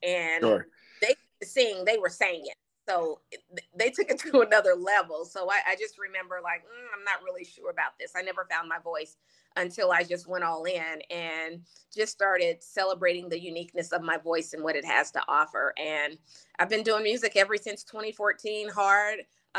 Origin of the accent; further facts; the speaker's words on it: West Coast, United States; also born or lived in Louisiana; I think when I'm back home in Louisiana for a long time, you could hear it. But growing up on the West Coast, I know my mom used to always say, make sure you don't say ain't